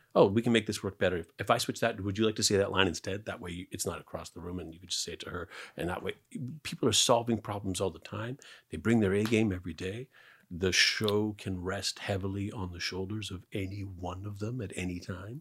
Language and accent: English; Canada; I'm Canadian